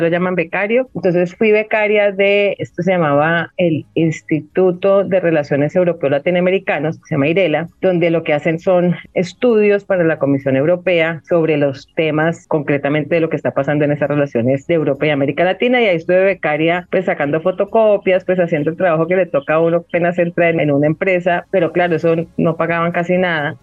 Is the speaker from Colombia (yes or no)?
yes; Cali, Valle del Cauca, Colombia; se conocieron aquí en la ciudad de Cali, se casaron, tuvieron tres hijos, dos, mi hermano mayor, estoy yo y mi hermano menor, o sea que yo crecí entre hombres